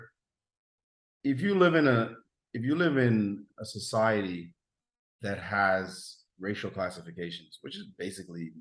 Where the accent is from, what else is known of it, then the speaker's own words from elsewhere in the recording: New York City, New York, United States; also born or lived in Jamaica; We grew up in Brownsville together